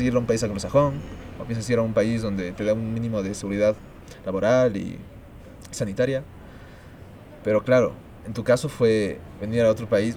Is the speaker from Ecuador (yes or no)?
yes; Ecuador; yo soy ecuatoriano